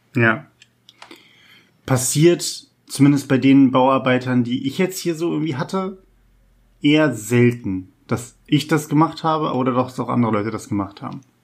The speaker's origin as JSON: {"language": "German", "town": "Hanover", "region": "Lower Saxony", "country": "Germany", "tie": "born or raised there", "said": "ich bin halt ja im Norden von Hannover groß geworden"}